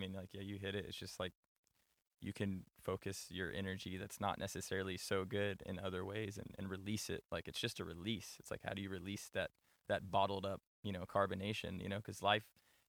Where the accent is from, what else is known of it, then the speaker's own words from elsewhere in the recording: Tyler, Texas, United States; moved away as an adult; also born or lived in Florida; now in Los Angeles, United States; So I was born in Florida, but primarily I was raised in Tyler.